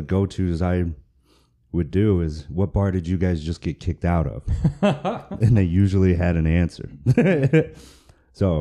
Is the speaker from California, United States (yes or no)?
no; Michigan, United States; now in Texas, United States; I said, Michigan.